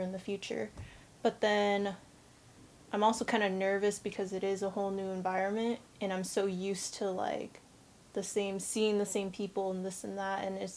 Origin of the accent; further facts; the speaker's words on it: Portland, Oregon, United States; I'm from Portland, Oregon